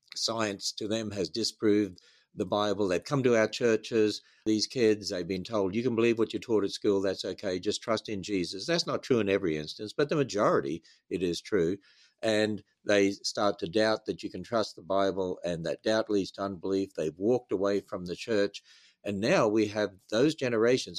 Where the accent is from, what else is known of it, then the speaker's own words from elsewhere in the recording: Australia; moved away as an adult; now in United States; as an Australian